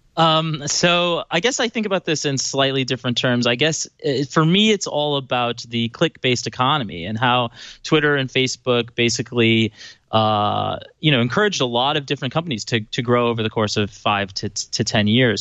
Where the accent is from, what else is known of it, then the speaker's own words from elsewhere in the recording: Chicago, Illinois, United States; I grew up in Chicago